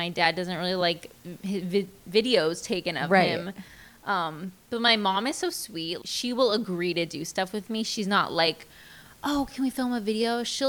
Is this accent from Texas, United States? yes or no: no; West Palm Beach, Florida, United States; moved away as an adult; also born or lived in Boston; now in Nashville, United States; I'm from West Palm Beach, Florida. Okay. Born and raised.